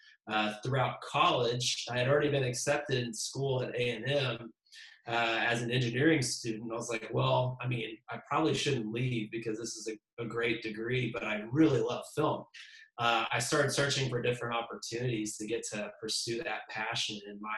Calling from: Austin, Texas, United States; So I am in Austin, Texas.

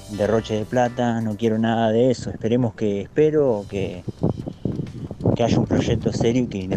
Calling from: Timbúes, Santa Fe, Argentina; de Timbúes, provincia de Santa Fe.

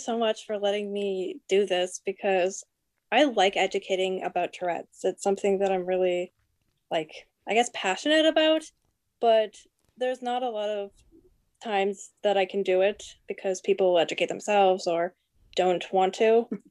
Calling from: New Brunswick, Canada; I'm calling from New Brunswick.

